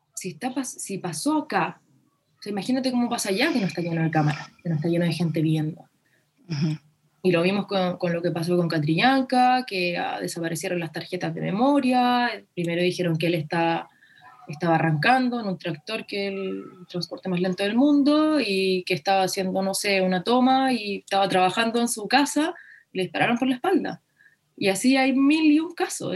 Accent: Chile; nos enfrentamos como país

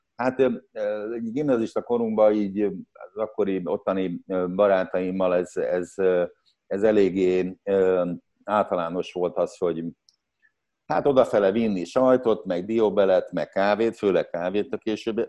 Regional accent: Szeged, Csongrád-Csanád, Hungary; moved away as an adult; szegedi, szegedi születésű vagyok, és 20 éves koromig ott éltem

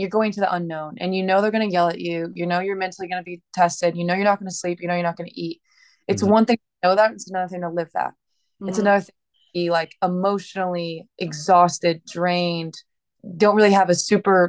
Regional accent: Indiana, United States; I grew up in the Midwest in Indiana, very patriotic.

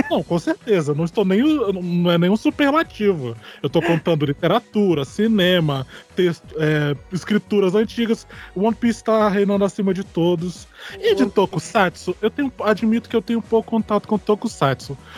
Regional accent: Porto Velho, Rondônia, Brazil; now in Campo Grande, Brazil; eu tenho 26 anos. É, eu sou de Porto Velho, Rondônia. É, e moro aqui em Campo Grande mesmo

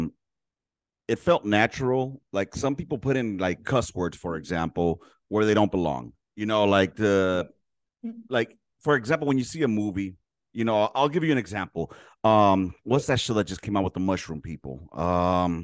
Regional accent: Los Angeles, California, United States; I grew up in South Central Los Angeles in the fucking 80s and 90s

